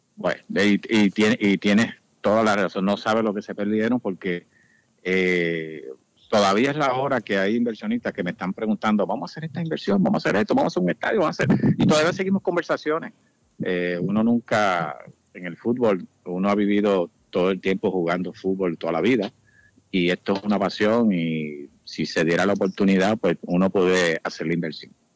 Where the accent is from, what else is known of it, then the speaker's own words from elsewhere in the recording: Puerto Rico; now in Miami, United States; nosotros como puertorriqueño